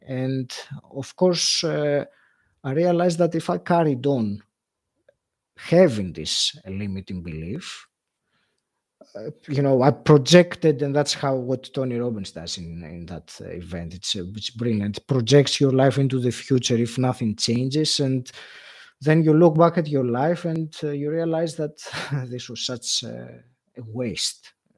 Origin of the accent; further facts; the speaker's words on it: Greece; moved away as an adult; also born or lived in England; now in United Kingdom; I moved from, uh, Greece, my home country, to England, and that was something that I did in my mid-thirties